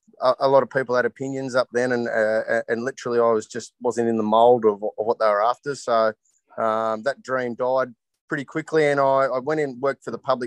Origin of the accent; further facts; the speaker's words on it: Canberra, Australian Capital Territory, Australia; moved away as an adult; now in Ballina, Australia; I'm born and bred in Canberra. I left Canberra about 22 years of age to 23, sorry, to join the police.